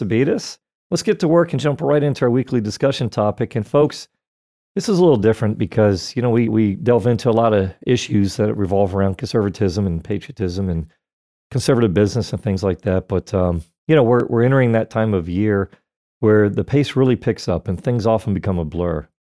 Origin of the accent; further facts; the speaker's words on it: Florida, United States; born and raised in Florida